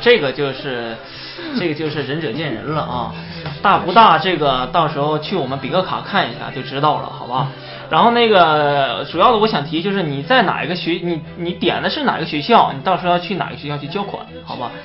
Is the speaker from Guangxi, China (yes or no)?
no; Liaoning, China; 我们东北啊，我是东北人